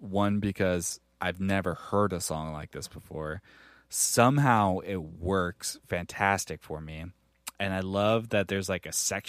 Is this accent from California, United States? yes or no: yes; North Highlands, California, United States; also born or lived in New York; North Highlands is where when I moved out to California, I grew up in North Highlands.